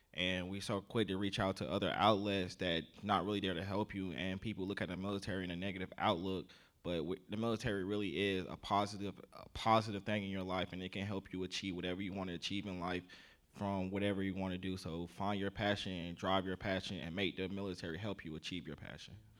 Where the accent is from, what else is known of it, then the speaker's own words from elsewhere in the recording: South Carolina, United States; accent: southern; I grew up in the South, so, uh, I'm from Ca-, South Carolina, so I grew up down there